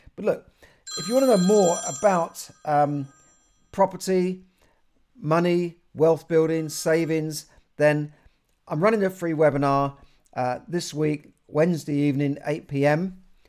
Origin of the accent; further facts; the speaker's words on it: London, United Kingdom; I grew up in Camden